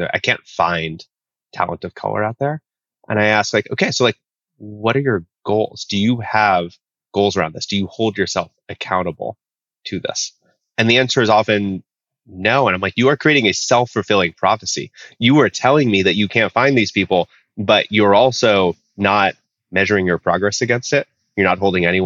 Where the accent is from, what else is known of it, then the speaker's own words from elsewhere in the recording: Oakland, California, United States; now in Honolulu, United States; I live in Honolulu, Hawaii, which is a beautiful, amazing, wonderful place, although I'm originally from Oakland, California